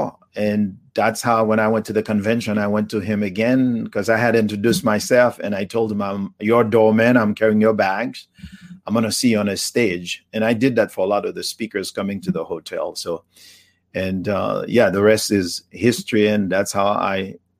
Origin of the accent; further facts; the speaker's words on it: Haiti; English is a second language; also born or lived in Miami / Atlanta, Georgia; now in United States; the journey just started in the village in Haiti, poverty and diseases. And, you know, eventually I left Haiti, came to the United States.